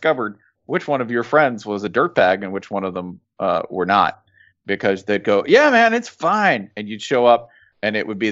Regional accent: Tennessee, United States; I'm from Tennessee

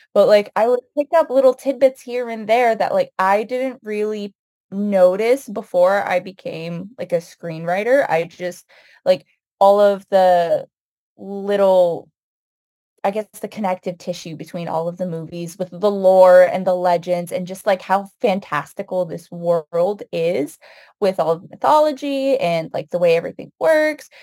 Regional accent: United States; I was born and raised here in the United States, but both of my parents immigrated from Palestine

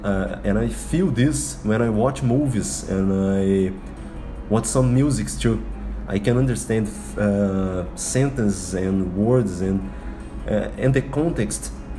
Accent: Belo Horizonte, Minas Gerais, Brazil; first language Portuguese; English is a second language; I am from Belo Horizonte.

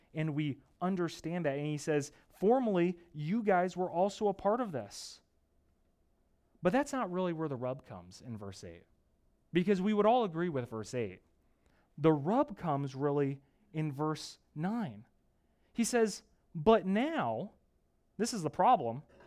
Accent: United States; moved away; I'm from the East Coast where growing up with my family and my parents, we were just minutes away from Gettysburg, Antietam

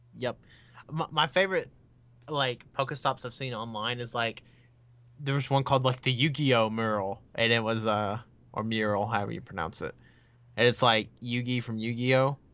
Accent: United States; I'm American

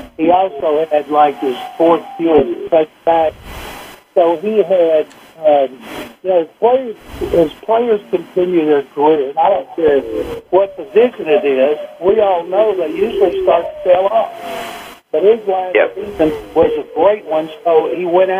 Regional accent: Waco, Texas, United States; my hometown of Waco, Texas

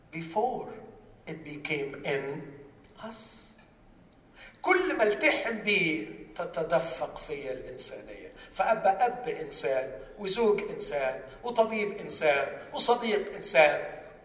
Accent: Egypt; عندنا في مصر

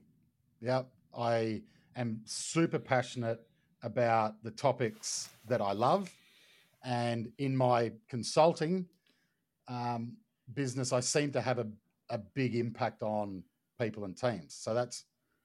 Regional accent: Brisbane, Queensland, Australia; I'm from Brisbane

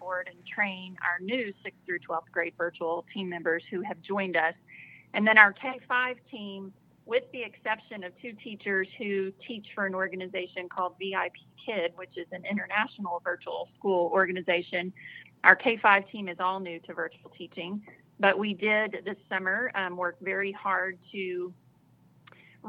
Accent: Southeast Texas, United States; now in Arkansas, United States; I grew up in Southeast Texas

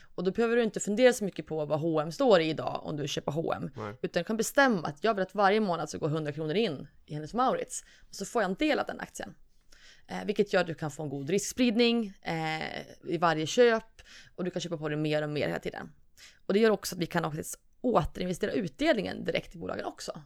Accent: Norrland, Sweden; moved away; also born or lived in Gothenburg; från Norrland

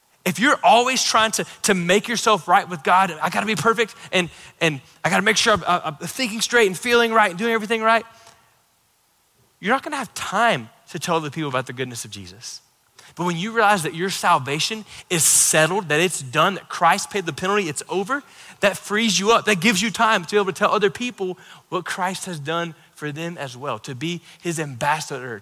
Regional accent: Florida, United States; I grew up in Florida

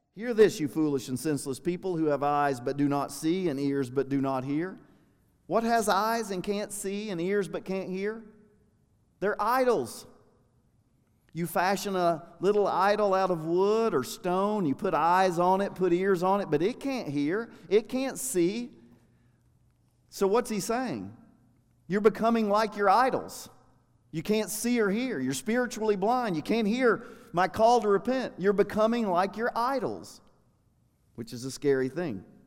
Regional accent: United States; I'm an American

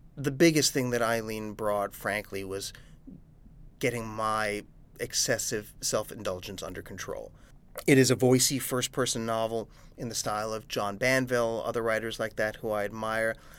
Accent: New York, United States; I'm a New Yorker

